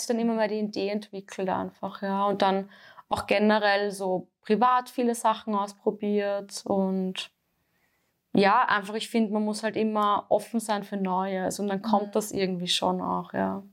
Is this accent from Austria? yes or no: yes; Austria; bei uns in Österreich